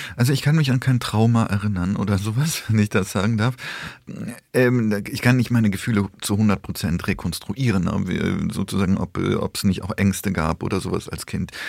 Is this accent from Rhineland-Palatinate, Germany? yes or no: yes; Koblenz, Rhineland-Palatinate, Germany; also born or lived in Poland / Bonn; Ich bin mit sechs Jahren nach Deutschland gekommen, ähm, mit meinen Eltern 1981 und seitdem lebe ich hier, bin im Rheinland aufgewachsen und in Koblenz am Rhein